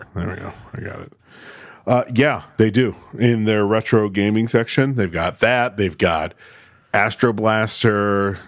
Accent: Syracuse, New York, United States; growing up in Syracuse

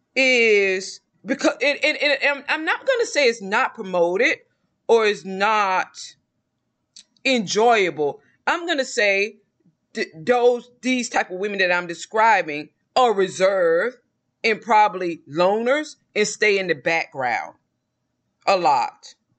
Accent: the South, United States; I'm from the South

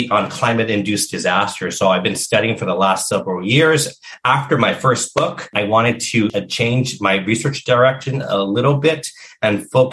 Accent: Los Angeles, California, United States; I grew up in Los Angeles and primarily Latino immigrant communities

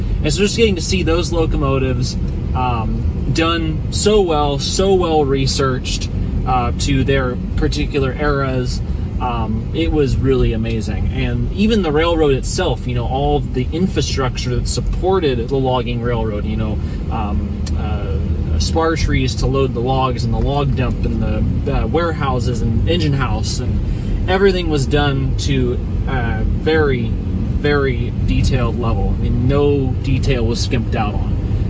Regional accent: Roaring Camp, Santa Cruz Mountains, California, United States; I grew up around Roaring Camp

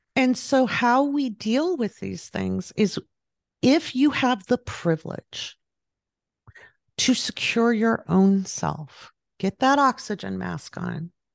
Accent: Pacific Northwest, United States; moved away as an adult; also born or lived in overseas; now in California, United States; I grew up in the Pacific Northwest, and then I lived overseas, and then when I moved back, I moved back to the Pacific Northwest.

